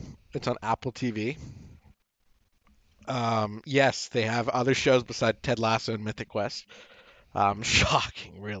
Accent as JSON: {"language": "English", "country": "Canada", "said": "we're Canadian"}